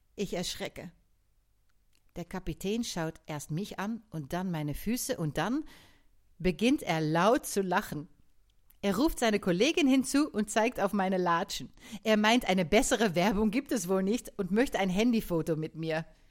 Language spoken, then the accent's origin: German; Netherlands; born or raised there; moved away